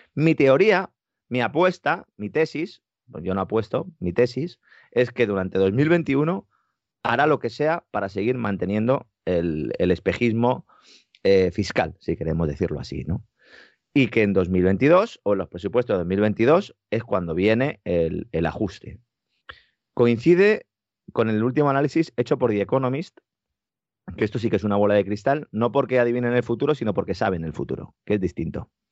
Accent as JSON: {"language": "Spanish", "town": "Beas de Segura", "region": "Andalusia", "country": "Spain", "tie": "born or raised there", "said": "mi pueblo, en Bear de Segura"}